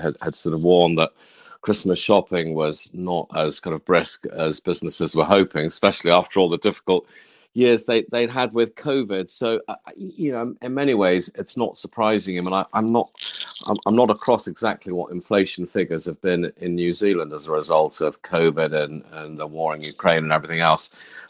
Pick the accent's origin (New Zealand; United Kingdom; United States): United Kingdom; Oxfordshire, South East England; I grew up in Oxfordshire in the 1960s